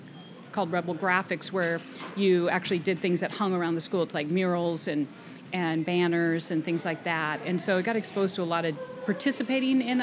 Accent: Kirkland, Washington, United States; also born or lived in Seattle; I was born in Seattle, and I grew up in the Kirkland-Juanita area

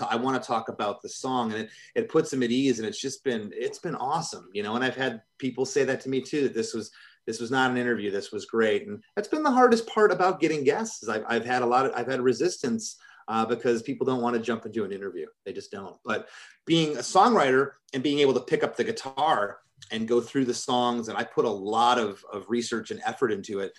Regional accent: Michigan, United States; I'm from Michigan

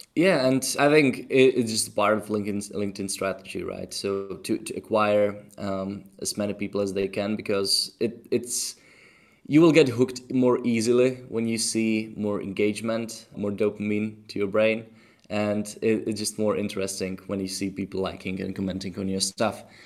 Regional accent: Czechia; English is a second language; moved away; also born or lived in Tenerife; I'm from Czech Republic

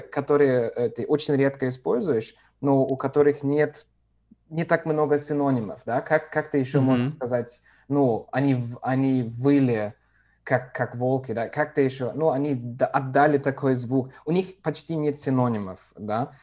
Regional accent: Düsseldorf, North Rhine-Westphalia, Germany; Russian is a second language; moved away as an adult; now in Bavaria, Germany; я родился в, эм, в Северной Германии, в малень, маленьком городе, ну, для русских стандартов, маленьком городе Дюссельдорфе

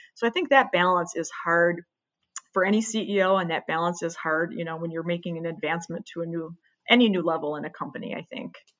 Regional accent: Midwest, United States; I was born and raised in the Midwest

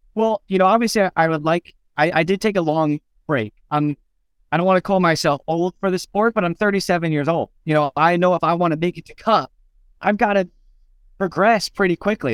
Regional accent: Phoenix, Arizona, United States; Phoenix, which is our next race, which is my hometown

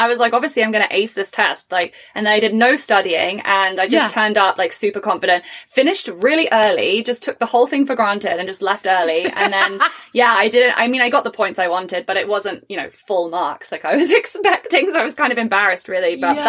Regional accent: England, United Kingdom; first language English; now in Canada; I was born and raised in England, and I have an English degree.

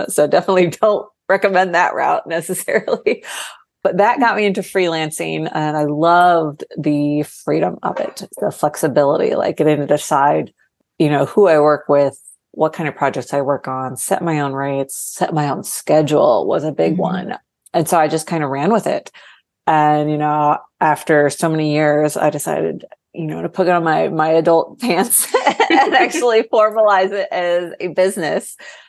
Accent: Ohio, United States; moved away as an adult; now in Austin, United States; I moved to Austin from Ohio right after I graduated college.

